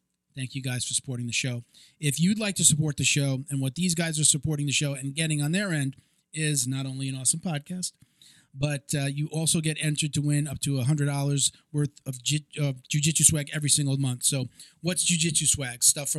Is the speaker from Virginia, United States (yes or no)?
no; Long Island, New York, United States; now in Florida, United States; I'm from New York originally. It wasn't like that on Long Island.